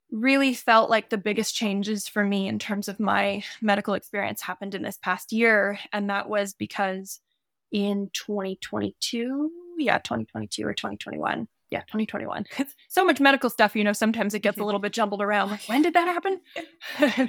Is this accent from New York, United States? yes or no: no; Santa Cruz, California, United States; also born or lived in Montana; now in Ojai, United States; I'm originally from Santa Cruz, California